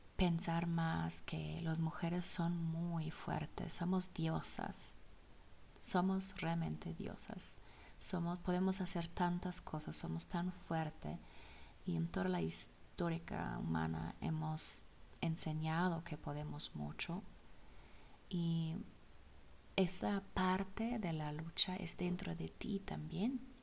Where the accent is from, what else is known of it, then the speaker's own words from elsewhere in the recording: Germany; Spanish is a second language; now in Zacatecas, Mexico; soy alemana